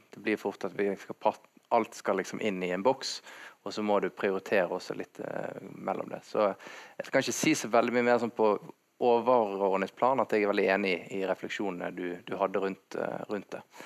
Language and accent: Norwegian; Bergen, Vestland, Norway; Jeg definerer meg mer som bergenser enn nordmann